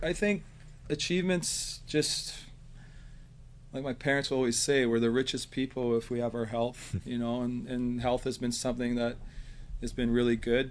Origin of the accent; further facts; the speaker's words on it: Nanaimo, British Columbia, Canada; Born, raised here in beautiful um, Nanaimo